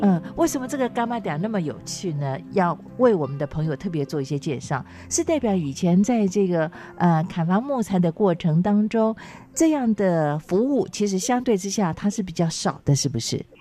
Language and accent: Chinese; Minxiong, Chiayi County, Taiwan; moved away; 我是嘉义人，我住民雄啊